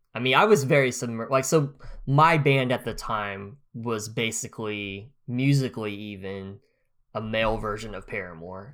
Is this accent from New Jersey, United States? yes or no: no; Grove, Oklahoma, United States; moved away; I could live in my hometown, in Grove